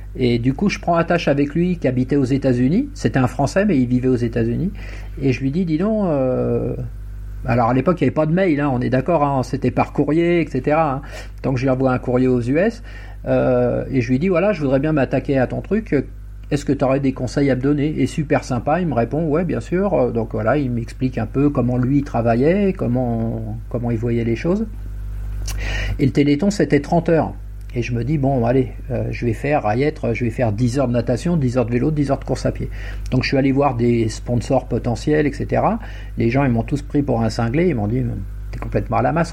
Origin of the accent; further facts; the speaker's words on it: Essonne, Île-de-France, France; je suis de, je suis originaire de l'Essonne